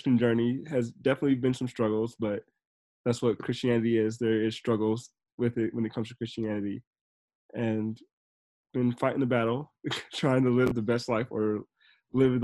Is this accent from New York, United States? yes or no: no; Newton, North Carolina, United States; I grew up in Newton, North Carolina, which is a very small town